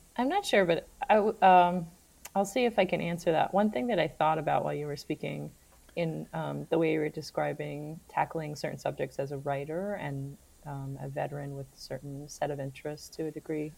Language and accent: English; New York, United States; moved away; maybe that's part of being a New Yorker. I don't live in New York right now